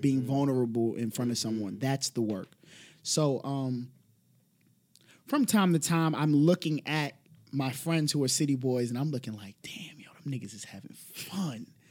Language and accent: English; New York City, New York, United States; I'm a product of the Bronx